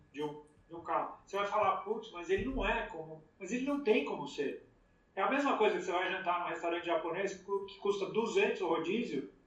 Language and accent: Portuguese; Brazil; now in United States; eu fui criado no Brasil gostando dos carros fabricados no Brasil.